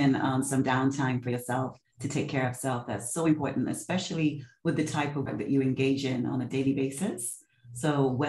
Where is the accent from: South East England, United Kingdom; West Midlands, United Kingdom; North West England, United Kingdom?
North West England, United Kingdom; Manchester; now in London, United Kingdom; I was born in Manchester, proud Mancunian